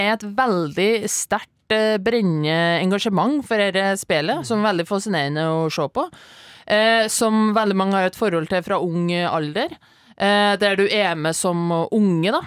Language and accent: Norwegian; Ytterøya, Trøndelag, Norway; also born or lived in Inderøy; now in Oslo, Norway; Jeg er fra Ytterøya